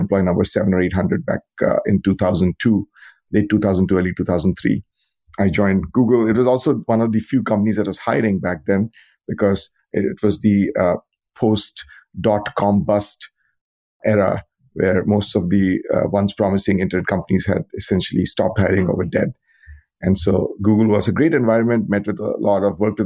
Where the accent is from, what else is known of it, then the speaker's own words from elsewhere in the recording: India; moved away as an adult; now in United States; I grew up in India, where I got a bachelor's degree in computer science.